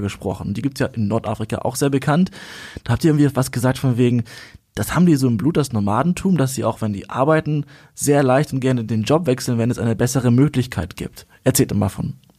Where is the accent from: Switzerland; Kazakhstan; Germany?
Kazakhstan; moved away; wurde geboren in Kasachstan